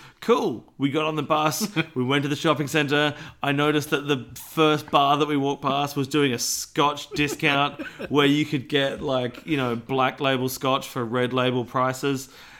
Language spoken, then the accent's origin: English; Australia; I just think I'm Australian.